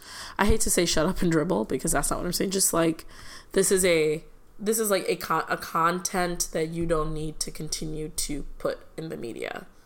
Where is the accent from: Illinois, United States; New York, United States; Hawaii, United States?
Illinois, United States; Chicago; at least as a Chicagoan